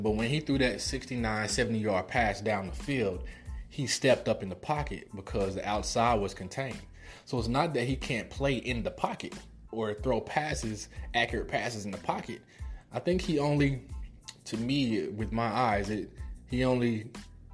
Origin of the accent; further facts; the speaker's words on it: Midwest, United States; I'm from the Midwest